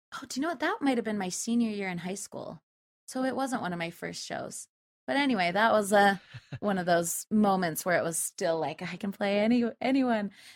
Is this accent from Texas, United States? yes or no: no; Spanish Fork, Utah, United States; I was raised in Utah, central Utah. It's a little, little farm town called Spanish Fork.